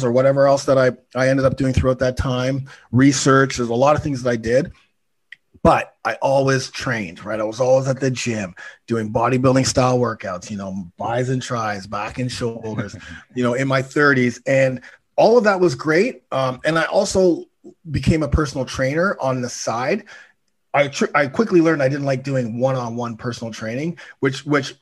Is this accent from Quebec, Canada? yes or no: no; Toronto, Ontario, Canada; I'm from Toronto, 52 years old